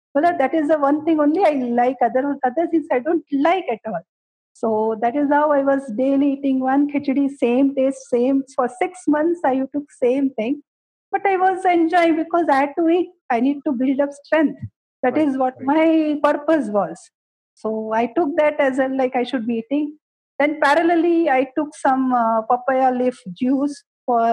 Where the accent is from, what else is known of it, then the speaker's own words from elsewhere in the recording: Gujarat, India; also born or lived in Karnataka / Mumbai; now in Bangalore, India; I belong to Karnataka, basically, because I was brought up in Gujarat